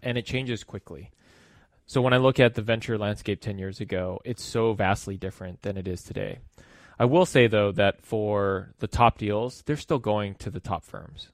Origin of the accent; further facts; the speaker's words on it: Los Angeles, California, United States; I was born and raised in Los Angeles